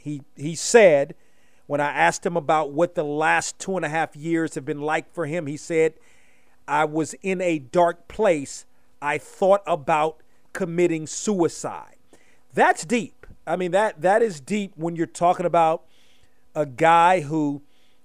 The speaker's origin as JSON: {"language": "English", "town": "Silver Spring", "region": "Maryland", "country": "United States", "tie": "born or raised there", "said": "I grew up in the DMV. I grew up in Silver Spring"}